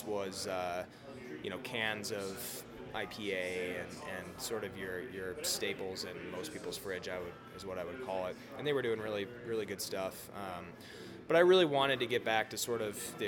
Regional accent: Madison, Wisconsin, United States; moved away as an adult; now in Colorado, United States; I grew up in Wisconsin, Madison, Wisconsin

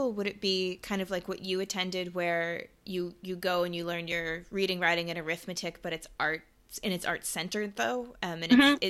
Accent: United States; moved away as an adult; now in Australia; we're not in the U.S. anymore, but we both grew up there.

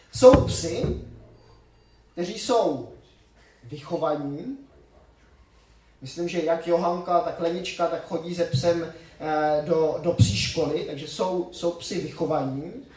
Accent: Czechia; moved away; also born or lived in Switzerland; u nás v Čechách

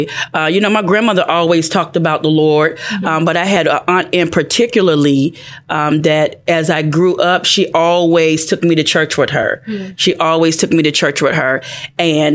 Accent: Pensacola, Florida, United States; I'm from Pensacola, Florida, a town called Inglewood

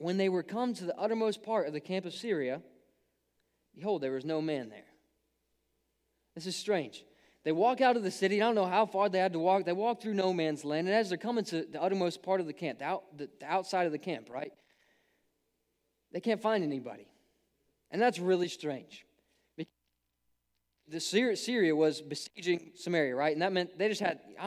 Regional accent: Ohio, United States; I grew up in Ohio

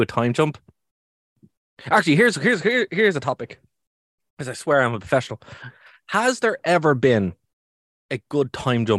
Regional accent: Ireland; being Irish

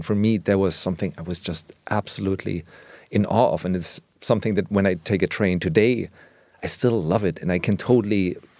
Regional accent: Germany; English is a second language; not a friend, but it was just like something that's part of my cultural vernacular, even though I grew up in Germany.

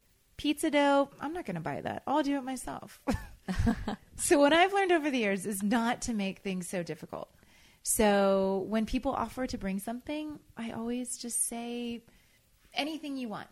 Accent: the South, United States; And a lot of that comes from growing up in the South.

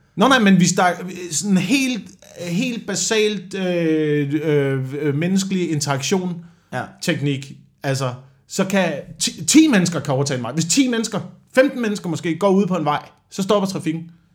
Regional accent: near Slagelse, Zealand, Denmark; jeg er bare heldig og er blevet skudt ud øh, ja, ja. i nærheden af Slagelse på Sjælland

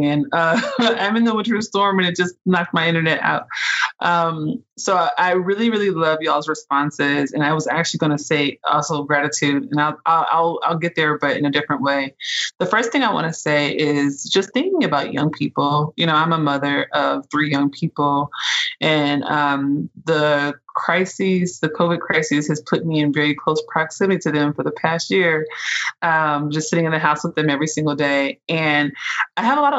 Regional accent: Oakland, California, United States; moved away as an adult; also born or lived in Los Angeles / Chicago; now in Syracuse, United States; I'm from Oakland, California.

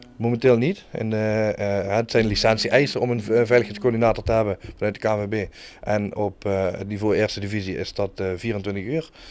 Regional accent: Kerkrade, Limburg, Netherlands; moved away as an adult; now in Heerlen, Netherlands; Ik kom uit ik Kerk Jong. Uh, geboren en getogen, woon tegenwoordig op hele baan, tegen mijn zin.

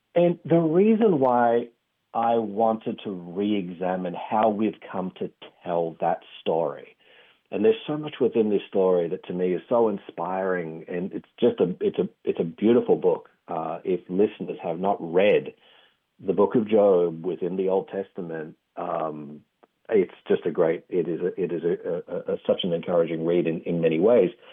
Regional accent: Australia; accent: Australian; tell from the accent. I'm from Australia.

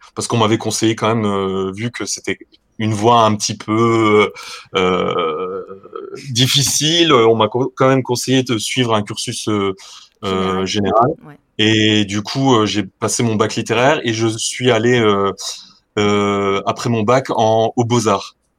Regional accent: Lorraine, near Thionville, Grand Est, France; je suis originaire de Lorraine, euh, donc, euh, près de la frontière luxembourgeoise. pour ceux qui, qui arrivent à se situer un petit peu, euh, à côté de Thionville.

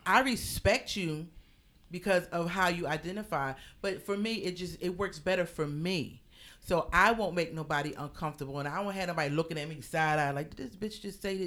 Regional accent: Philadelphia, Pennsylvania, United States; moved away as an adult; now in New York, United States; I am originally from Philadelphia, and now I live in New York

